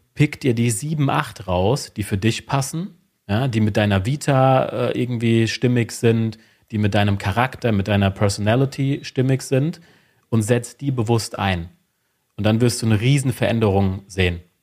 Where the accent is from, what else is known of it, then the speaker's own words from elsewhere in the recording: Wiesbaden, Hesse, Germany; ich bin aus Wiesbaden, bin 36 Jahre alt